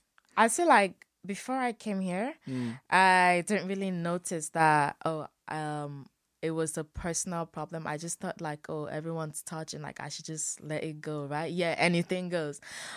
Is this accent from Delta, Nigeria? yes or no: no; Lagos, Nigeria; moved away as an adult; also born or lived in Ogun State; I lived in Lagos for all my life.